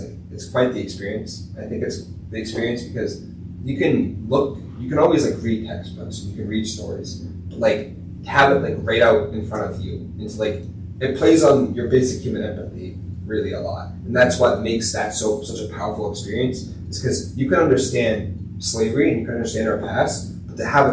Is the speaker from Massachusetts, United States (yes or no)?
yes; Danvers, Massachusetts, United States; I'm from Danvers, Massachusetts